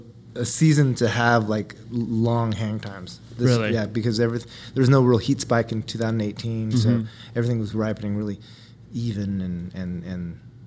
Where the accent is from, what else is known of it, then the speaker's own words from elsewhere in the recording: Healdsburg, California, United States; I'm from Northern California, from Hillsburg, California, which is the center of Sonoma County wine.